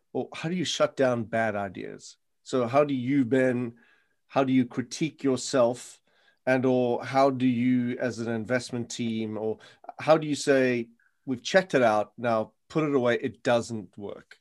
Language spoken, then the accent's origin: English; South Africa; moved away; I come from South Africa where the mines go kilometers underground